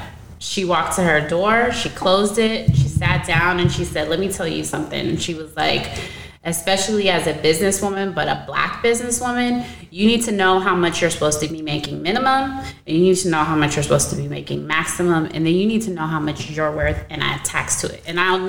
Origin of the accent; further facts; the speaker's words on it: Seattle, Washington, United States; now in New York, United States; And so I came from Seattle, Washington, and I was like, I think I'm gonna go back to Seattle because, you know, I can't, you know, I was making way more money out there